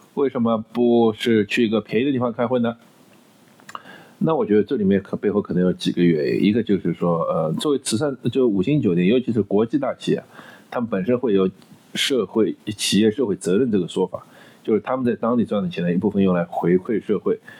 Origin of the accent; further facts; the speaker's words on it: China; also born or lived in United States; 我们中国人